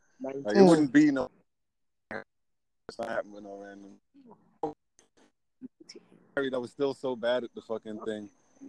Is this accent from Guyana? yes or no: yes; Guyana; I'm Guyanese.